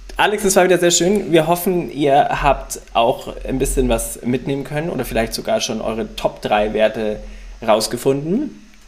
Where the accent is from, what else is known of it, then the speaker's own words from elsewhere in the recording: Ingolstadt, Bavaria, Germany; now in Hamburg, Germany; zu Hause in meiner Heimat in Ingolstadt